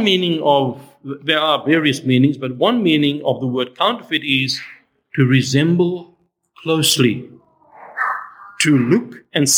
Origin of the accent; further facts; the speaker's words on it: South Africa; I grew up in South Africa